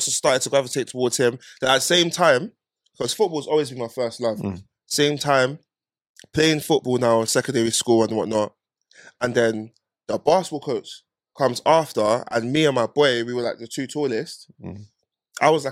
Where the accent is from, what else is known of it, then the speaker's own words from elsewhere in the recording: London, United Kingdom; I'm from North